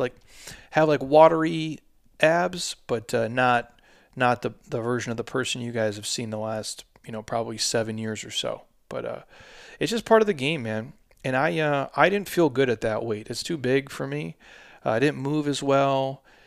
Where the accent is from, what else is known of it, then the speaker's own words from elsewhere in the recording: Midwest, United States; I'm a dude from the Midwest